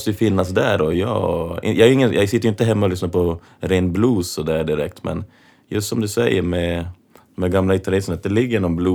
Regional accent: Kiruna, Norrbotten County, Sweden; jag är från Kiruna

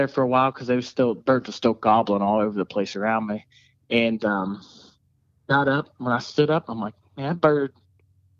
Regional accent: Salem, United States; I'm from Salem

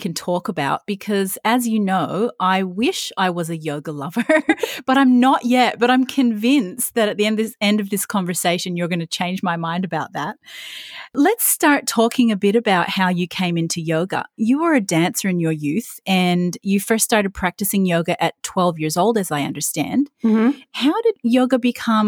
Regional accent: Vancouver, British Columbia, Canada; moved away; I'm from Vancouver originally

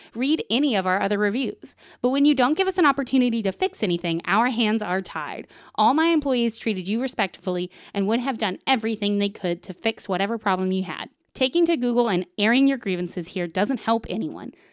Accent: the South, United States; moved away as an adult; now in Portland, United States; I'm also from the South

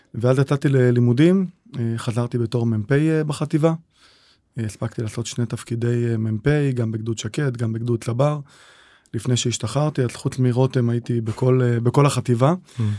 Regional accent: Kiryat Malakhi, Southern District, Israel; moved away as an adult; now in Kfar Warburg, Israel; גדלתי בקריית מלאכי

